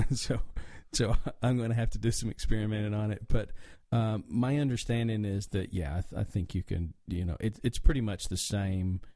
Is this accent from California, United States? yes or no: no; the mountains of North Carolina, United States; now in Atlanta, United States; obviously, with my accent, I'm from the country. Um, I grew up in the mountains of North Carolina